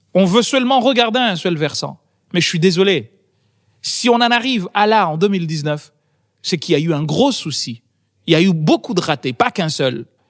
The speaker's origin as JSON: {"language": "French", "country": "Comoros", "moved": "yes", "lives_now": "France", "said": "mon pays a été une colonie française et mon pays d'origine a été une colonie française"}